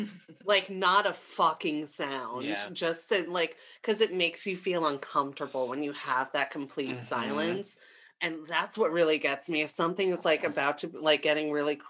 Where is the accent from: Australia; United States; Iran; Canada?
Canada; I like hockey. I'm Canadian.